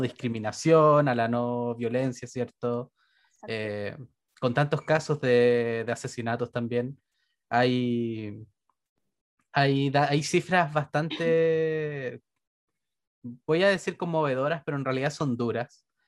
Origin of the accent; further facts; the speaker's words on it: Renca, Santiago Metropolitan Region, Chile; yo soy de Renca